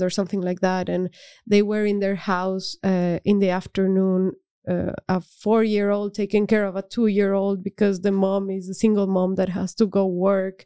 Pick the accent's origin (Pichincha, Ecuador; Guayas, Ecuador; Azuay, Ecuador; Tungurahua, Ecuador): Azuay, Ecuador; Cuenca; now in Netherlands; I grew up in Cuenca, which is a city in the Andes.